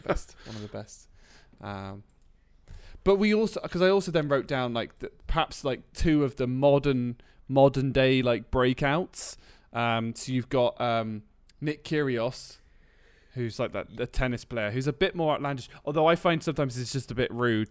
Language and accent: English; United Kingdom; I'm British